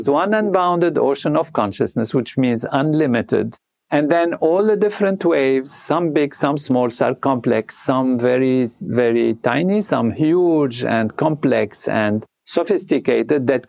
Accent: Lebanon; moved away; I was born in Lebanon

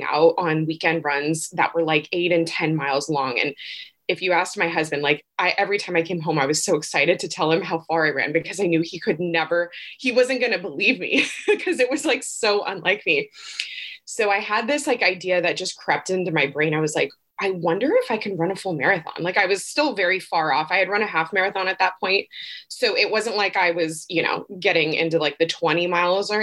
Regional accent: Northern California, United States; moved away as an adult; now in Santa Barbara, United States; Originally from Northern California, though. So I grew up in Northern California

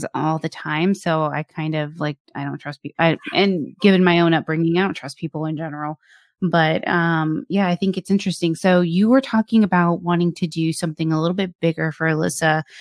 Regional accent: Plano, Texas, United States; my hometown of Plano

